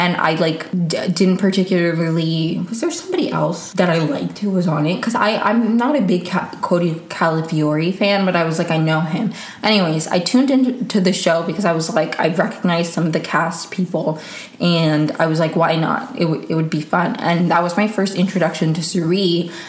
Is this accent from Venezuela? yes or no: yes; Venezuela; born there; English is a second language; I was born in Venezuela and I do speak Spanish, but I feel like I wouldn't say I've lost it, but I do, it's not as good as it used to be.